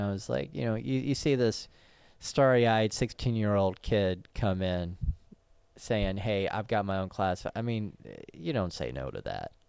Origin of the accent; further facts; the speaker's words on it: Knoxville, Tennessee, United States; moved away as an adult; also born or lived in San Francisco; Knoxville, Tennessee, my hometown